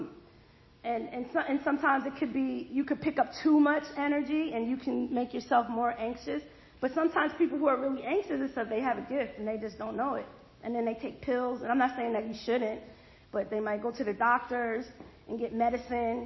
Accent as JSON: {"language": "English", "town": "Allentown", "region": "Pennsylvania", "country": "United States", "tie": "born or raised there", "also_born_or_lived": "Bethlehem, Pennsylvania", "moved": "yes", "lives_now": "Georgia, United States", "said": "I'm from Bethlehem, Pennsylvania. I was raised in Allentown."}